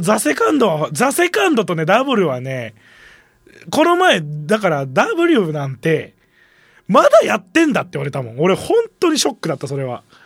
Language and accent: Japanese; Kansai, Japan; accent: Kansai-ben; でもこっち関西弁だから